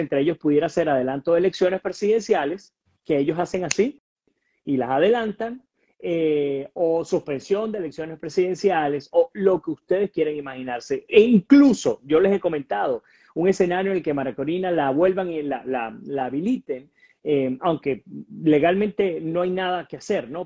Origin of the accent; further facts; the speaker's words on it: Venezuela; nosotros como venezolanos